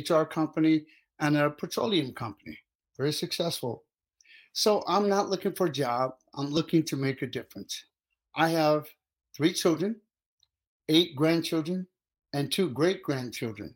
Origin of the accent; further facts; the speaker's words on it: Luxora, Arkansas, United States; now in Pennsylvania, United States; I was born and raised in Luxor, Arkansas